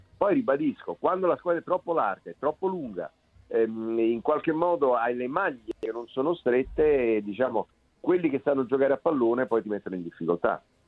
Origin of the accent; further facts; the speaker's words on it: Naples, Campania, Italy; io sono napoletano